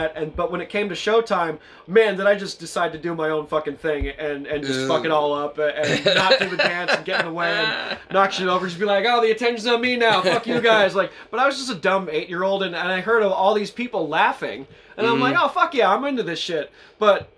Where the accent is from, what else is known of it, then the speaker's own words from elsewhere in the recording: Los Angeles, California, United States; moved away as an adult; also born or lived in New York City; now in Oklahoma, United States; I grew up in California, LA, 818.